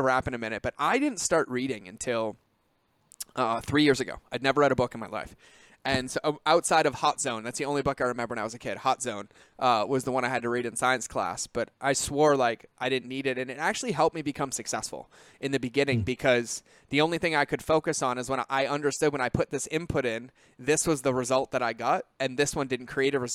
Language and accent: English; Massachusetts, United States; I grew up in Massachusetts.